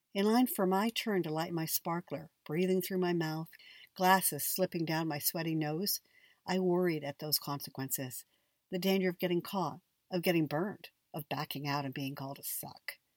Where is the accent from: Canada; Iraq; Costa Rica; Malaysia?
Canada; Niagara Falls, Ontario; when I was a kid growing up in Canada